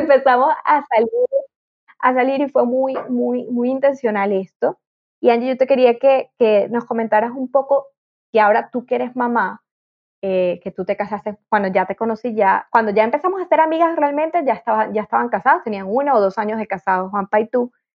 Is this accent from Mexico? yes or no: no; Venezuela; como buena venezolana